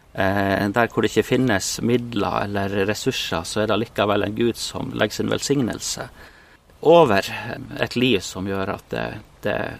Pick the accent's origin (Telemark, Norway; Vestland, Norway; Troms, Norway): Troms, Norway; Målselv; moved away as an adult; also born or lived in Bolivia / Spain; jeg har vokst opp i Troms, eh, oppe i Målselv